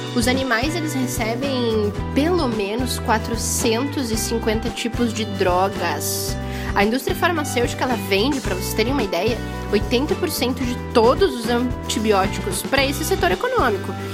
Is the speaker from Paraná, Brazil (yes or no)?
yes; Curitiba, Paraná, Brazil; eu sou curitibana, mas toda a minha família é do Rio Grande do Sul